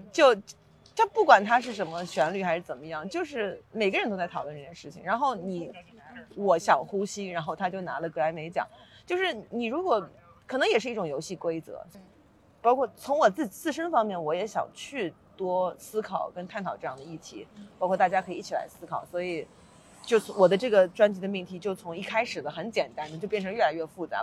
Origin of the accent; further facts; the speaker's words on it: Suzhou, Jiangsu, China; moved away; also born or lived in Beijing / New York; 因为我是苏州人嘛